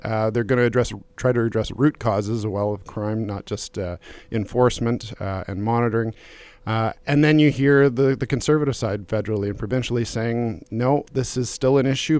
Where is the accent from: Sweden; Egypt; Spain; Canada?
Canada; Calgary, Alberta; I grew up in Calgary